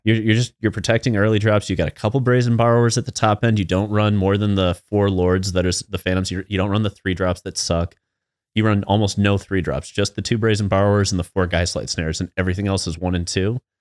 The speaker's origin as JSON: {"language": "English", "region": "Midwest", "country": "United States", "said": "we're from the Midwest"}